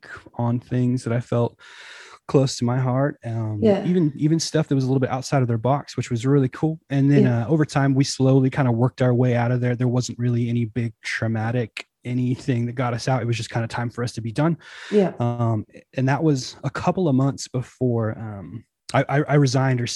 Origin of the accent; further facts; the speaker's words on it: Northern California, United States; we're from Northern California in the States